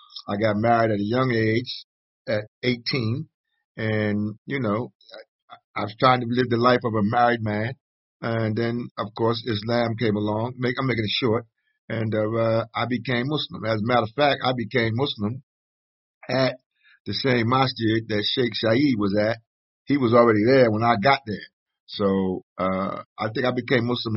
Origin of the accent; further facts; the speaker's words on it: Philadelphia, Pennsylvania, United States; I was born in the Northeast, Frankfort, part of Philadelphia, the Frankfort neighborhood.